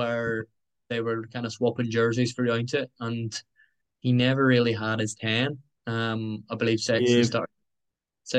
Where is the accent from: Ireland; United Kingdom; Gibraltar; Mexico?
Ireland; as Irish men